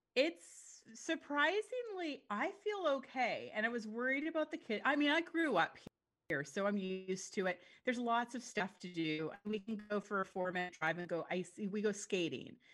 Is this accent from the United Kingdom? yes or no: no; Yukon, Canada; moved away as an adult; also born or lived in Los Angeles, United States; I'm from the Yukon. I still have family here.